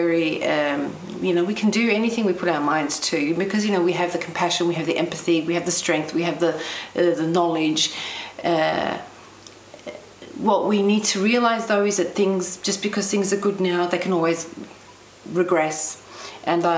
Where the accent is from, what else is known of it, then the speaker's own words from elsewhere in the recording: Melbourne, Victoria, Australia; I was born in Melbourne, Australia, to working class Cypriot parents